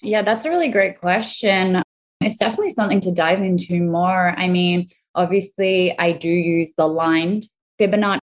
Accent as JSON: {"language": "English", "country": "Australia", "also_born_or_lived": "Italy", "accent": "Australian", "moved": "yes", "lives_now": "Florida, United States", "said": "I'm Australian and Italian. Obviously, you hear my Australian accent. So I've always lived between the two countries"}